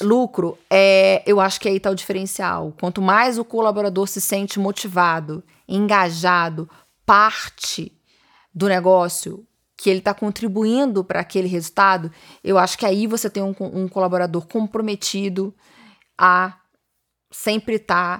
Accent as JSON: {"language": "Portuguese", "town": "Niterói", "region": "Rio de Janeiro", "country": "Brazil", "also_born_or_lived": "São Paulo", "moved": "as an adult", "said": "Eu sou de Niterói, Rio de Janeiro"}